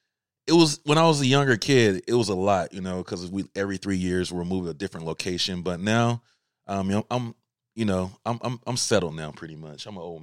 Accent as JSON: {"language": "English", "town": "Albany", "region": "Georgia", "country": "United States", "tie": "born or raised there", "said": "I'm originally from Albany, Georgia, small little city."}